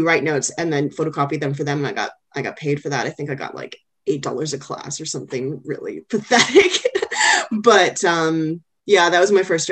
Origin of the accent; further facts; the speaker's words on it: Canada; now in Australia; being Canadian and from same part of Canada as myself